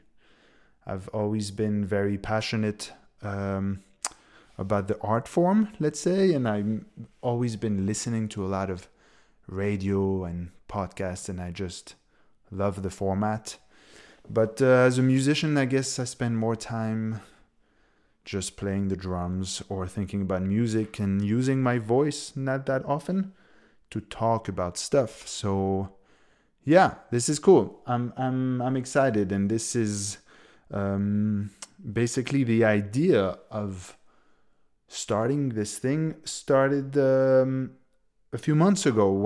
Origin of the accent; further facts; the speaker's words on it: Switzerland; moved away as an adult; also born or lived in United States / Berlin, Germany; I come from Switzerland